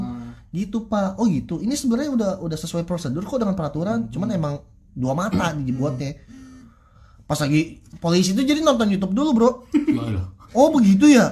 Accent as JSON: {"language": "Indonesian", "town": "Bogor", "region": "West Java", "country": "Indonesia", "said": "saya orang Bogor"}